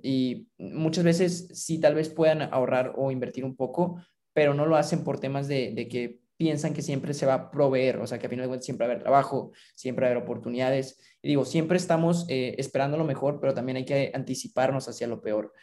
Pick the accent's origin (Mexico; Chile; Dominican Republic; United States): Mexico; yo me encontraba trabajando en una institución financiera aquí en mi país